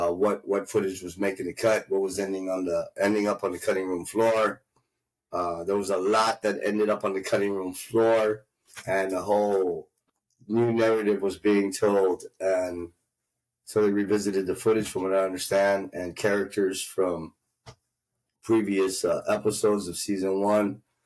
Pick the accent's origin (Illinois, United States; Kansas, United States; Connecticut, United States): Illinois, United States; Winfield; born there; My mom's water broke. I was born in Winfield, Illinois. But luckily, my mom, being a good, smart woman, never set me down. So I never set foot in Illinois.